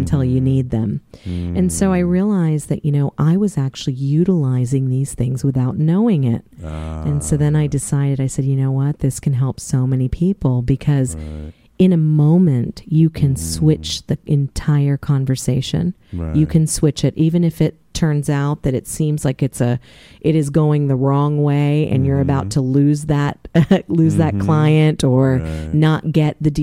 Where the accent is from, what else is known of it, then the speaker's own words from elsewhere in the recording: Mount Vernon, Virginia, United States; I grew up in the Washington, D.C. area in Mount Vernon